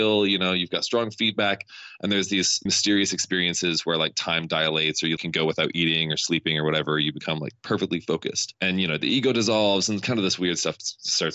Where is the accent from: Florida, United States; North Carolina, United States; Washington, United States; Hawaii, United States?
Washington, United States; Bellingham; moved away as an adult; now in Bay Area, United States; I'm originally from Bellingham, Washington.